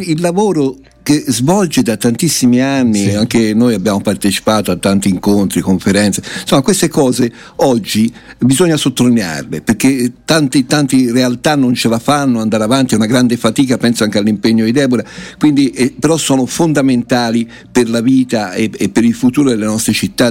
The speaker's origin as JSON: {"language": "Italian", "town": "Florence", "region": "Tuscany", "country": "Italy", "said": "da Fiorentina"}